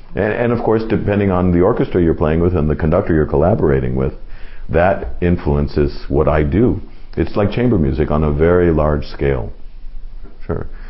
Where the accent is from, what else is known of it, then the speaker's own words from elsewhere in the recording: Los Angeles, California, United States; I grew up in Los Angeles